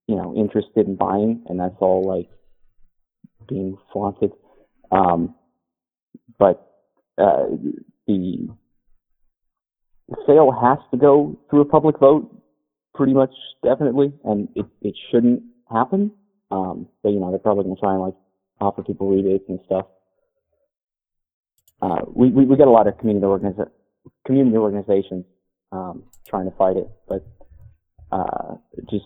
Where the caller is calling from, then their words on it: Jacksonville, Florida, United States; I'm calling from Jacksonville.